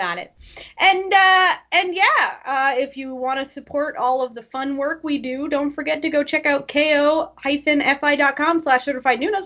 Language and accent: English; Moncton, New Brunswick, Canada; moved away; I have one wedding in November that's in my old hometown